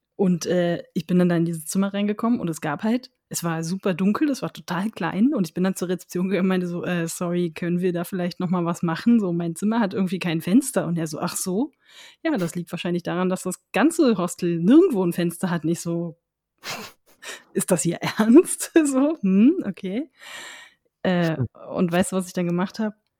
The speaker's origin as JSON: {"language": "German", "region": "Berlin", "country": "Germany", "said": "als Berliner"}